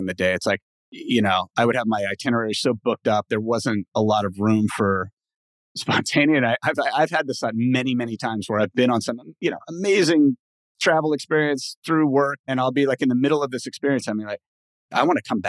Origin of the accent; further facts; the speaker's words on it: Los Angeles, California, United States; first language English; also born or lived in Mexico; I've lived in LA pretty much my whole life